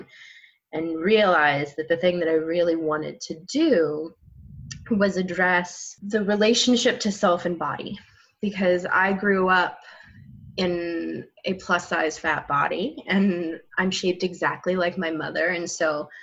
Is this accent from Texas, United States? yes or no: no; New Mexico, United States; moved away as an adult; now in Oregon, United States; I grew up in New Mexico